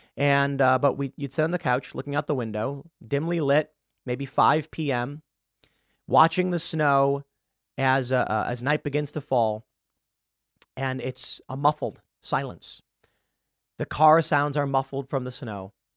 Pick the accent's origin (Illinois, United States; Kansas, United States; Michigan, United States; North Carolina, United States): Illinois, United States; Chicago; I'm from Chicago, and in the lovely city, we get quite a bit of snow.